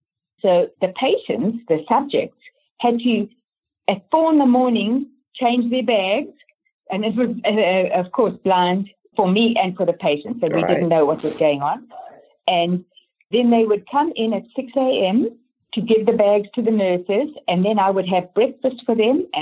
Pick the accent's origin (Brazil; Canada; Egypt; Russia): Canada; born there; also born or lived in Johannesburg, South Africa; So from Johannesburg, then my kids wanted to move to Canada. I was born in Canada, so I could go there.